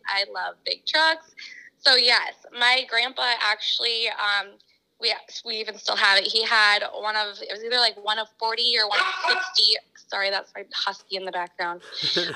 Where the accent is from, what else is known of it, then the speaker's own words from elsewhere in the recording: Sioux Falls, South Dakota, United States; also born or lived in California; I grew up in Sioux Falls, South Dakota.